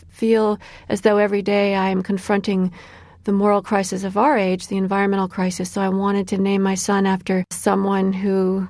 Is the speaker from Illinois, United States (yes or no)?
yes; Illinois, United States; My son Elijah is named after a 19th century abolitionist from my home state of Illinois